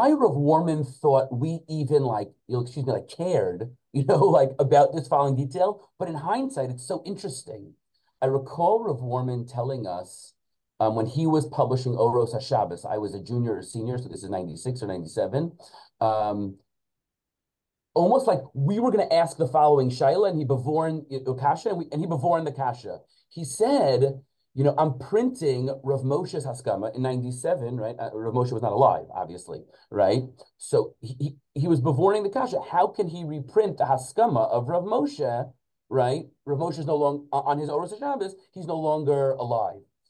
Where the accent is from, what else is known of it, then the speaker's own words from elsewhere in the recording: West Hempstead, New York, United States; growing up in West Hempstead, going to HANC